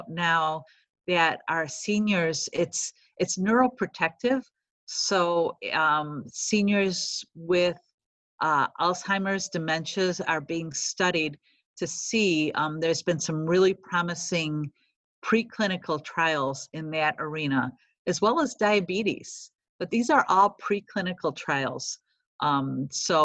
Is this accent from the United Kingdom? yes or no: no; Chicago, Illinois, United States; accent: Chicago; moved away as an adult; now in Cincinnati, United States; I've been a Chicago girl all my life, if you haven't been able to tell from my accent